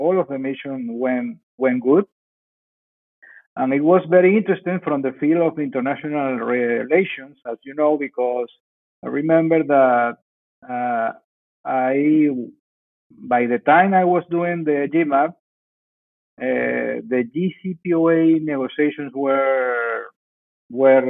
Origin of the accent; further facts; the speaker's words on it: Venezuela; moved away as an adult; now in Baghdad, Iraq; I am from Venezuela